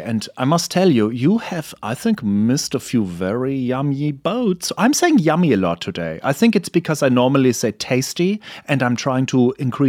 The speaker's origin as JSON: {"language": "English", "country": "Germany", "moved": "yes", "said": "I'm from Germany, so I like the cold."}